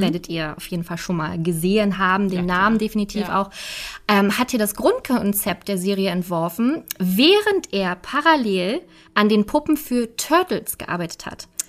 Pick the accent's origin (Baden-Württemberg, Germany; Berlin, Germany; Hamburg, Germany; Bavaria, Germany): Berlin, Germany; als Berliner